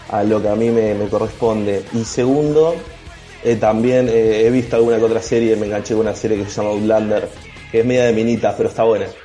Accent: Bahía Blanca, Buenos Aires Province, Argentina; soy de Bahía Blanca

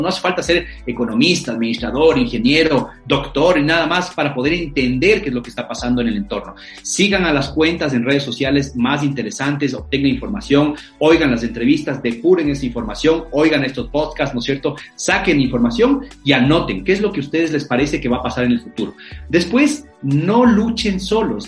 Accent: Ecuador

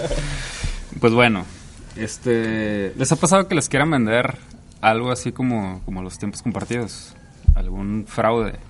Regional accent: Mexico

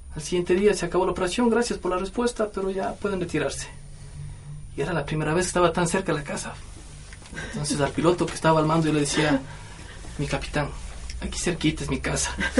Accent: Mira, Carchi, Ecuador; moved away; este es mi pueblo, yo soy de aquí

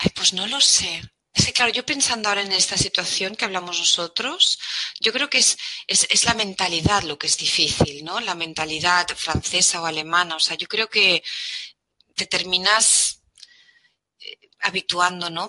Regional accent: Figueres, Catalonia, Spain; also born or lived in Germany (between Heidelberg and Mannheim); now in Germany; soy de Figueras

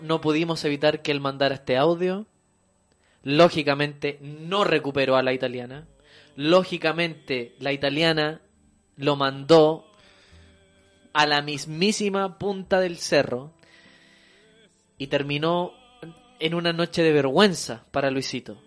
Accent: Santiago, Santiago Metropolitan Region, Chile; para los que somos santiaguinos

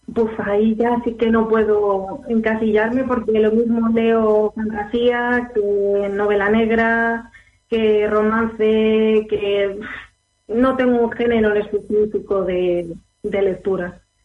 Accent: Alicante, Valencian Community, Spain; Soy de El Alicante.

